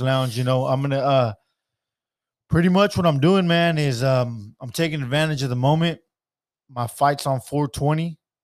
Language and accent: English; Stockton, California, United States; I'm from Stockton.